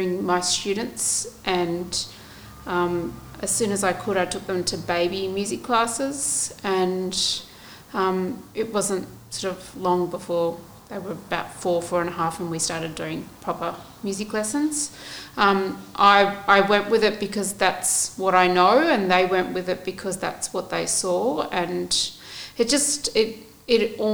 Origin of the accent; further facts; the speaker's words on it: Australia; I was born in Australia